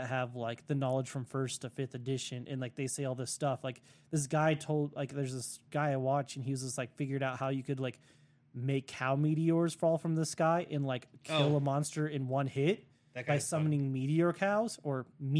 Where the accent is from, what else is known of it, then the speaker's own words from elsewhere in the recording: United States; in Russia because, you know, I'm American. I get the bougie cells.